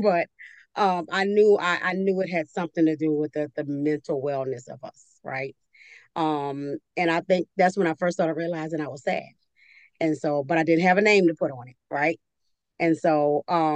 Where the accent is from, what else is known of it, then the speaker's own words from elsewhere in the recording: New Orleans, Louisiana, United States; I'm from New Orleans